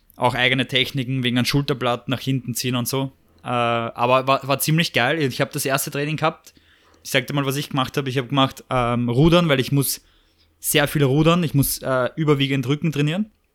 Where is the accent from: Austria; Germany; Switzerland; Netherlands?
Austria; Vienna; wenn du in Wien aufwachst